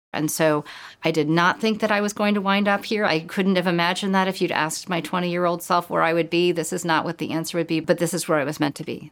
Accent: California, United States; moved away as an adult; now in Connecticut, United States; I grew up in California

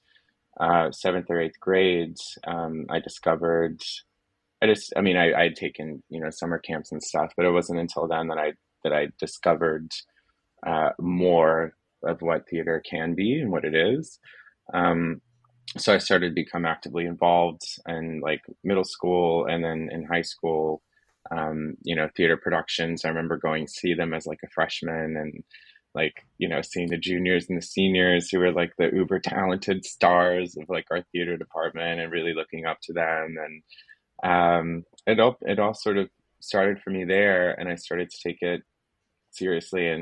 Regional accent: Florida, United States; so I'm originally from Florida, which is where I am now

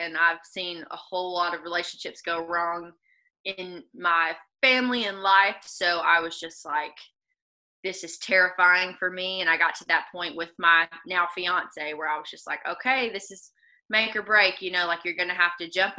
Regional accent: the South, United States; accent: southern; because especially with my southern accent, like I'll say won't is want

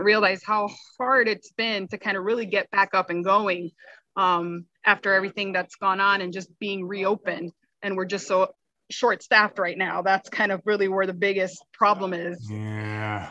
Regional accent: Miami, Florida, United States; now in Cape Coral, United States; I grew up in Miami and um, spent my summers in the Keys

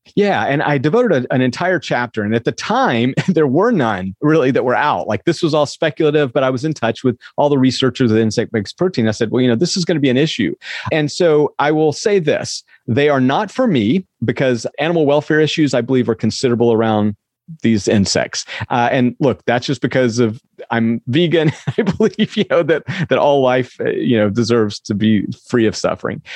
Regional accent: the Southern United States, United States; We grew up in the South

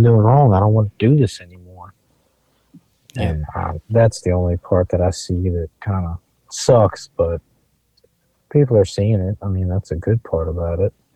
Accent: Eastern Shore, Maryland, United States; I grew up on the Eastern Shore, I mean Maryland

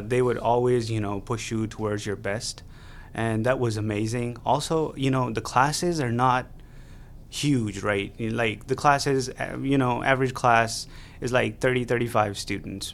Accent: Pakistan; moved away as an adult; now in Beaumont, United States; I am an international student from Pakistan

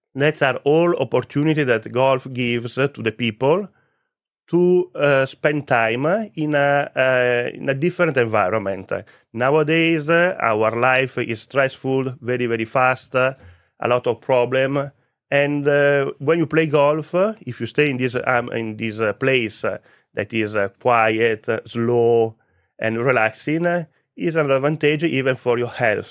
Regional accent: Vicenza, Veneto, Italy; English is a second language; moved away as an adult; also born or lived in Malta; now in Cyprus; I'm Italian. I grew up in Vicenza. Vicenza is a city close to Venice

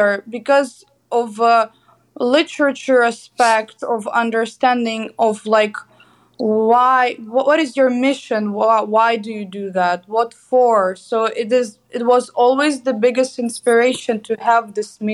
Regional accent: Kyiv, Ukraine; I'm an artist from Ukraine, Kyiv. Graduated from the Academy of Arts in Kyiv, Ukraine.

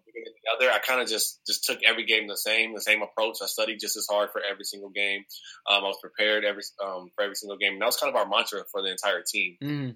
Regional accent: Southern California, United States; moved away as an adult; also born or lived in Oregon; I'm from Southern California

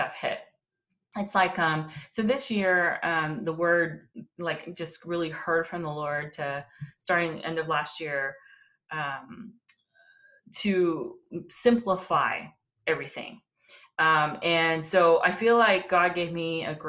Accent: Texas, United States; moved away as an adult; also born or lived in Washington, D.C.; my heritage is Korean, but I was born and raised in Texas

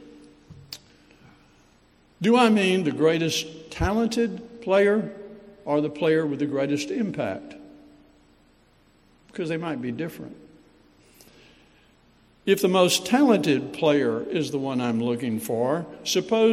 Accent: Anniston, Alabama, United States; now in Mobile, United States; when I was a teenager growing up in Anniston, Alabama, in the foothills of the Appalachian Mountains

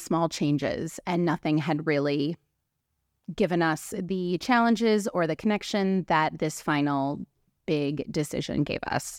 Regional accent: Cleveland, Ohio, United States; moved away as an adult; also born or lived in Europe / Los Angeles; I'm from Cleveland, Ohio.

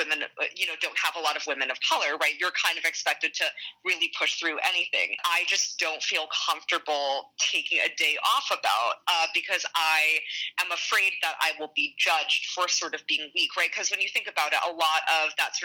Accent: Vancouver, British Columbia, Canada; I grew up in Vancouver, actually.

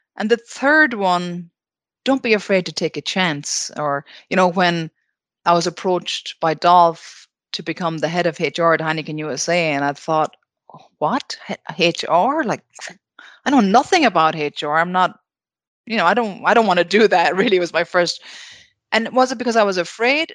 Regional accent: Ballina, Connacht, Ireland; my hometown of Ballana, County Mayo.

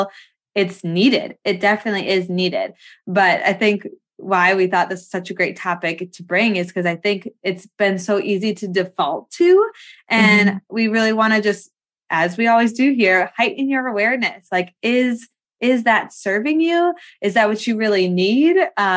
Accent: Wisconsin, United States; we're from Wisconsin.

